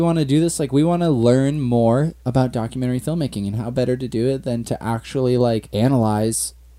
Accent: Agoura Hills, California, United States; I'm a documentary filmmaker and photographer that lives in Agoura Hills, California. I'm also from Agoura Hills, California, and I went to Cal Poly San Luis Obispo and graduated with a degree in education.

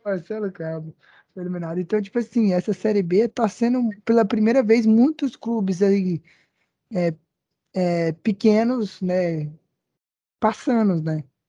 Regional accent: Goiás, Brazil; nós três, que somos goianos do pé rachado

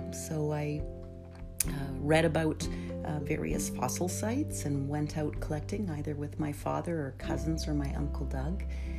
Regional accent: Norway; also born or lived in Canada; So I am Norwegian Canadian and I grew up in Norway and Canada.

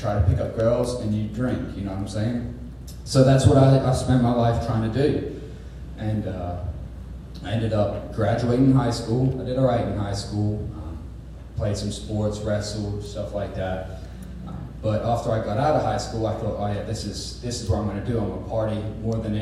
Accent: Felicity, Ohio, United States; also born or lived in Ipswich, England; I was raised in a tiny little farm town called Felicity on the east

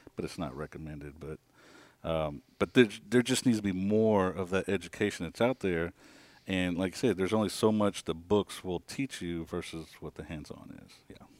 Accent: Kansas, United States; moved away as an adult; born and raised in Kansas, um, up north, small town

